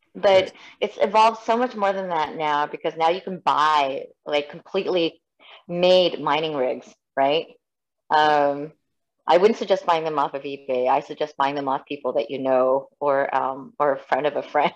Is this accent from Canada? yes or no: yes; Canada; also born or lived in South Korea / United States